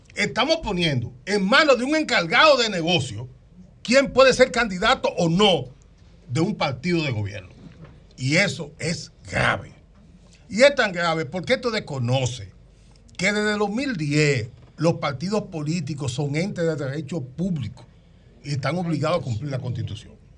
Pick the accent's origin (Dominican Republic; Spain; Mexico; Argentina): Dominican Republic; yo soy un ciudadano dominicano que fui parte de la fundación del PRM